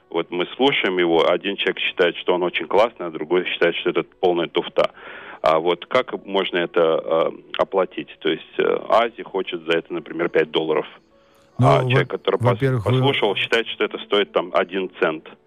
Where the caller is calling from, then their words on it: United States; Да, сейчас, да, именно сейчас я звоню из Штатов.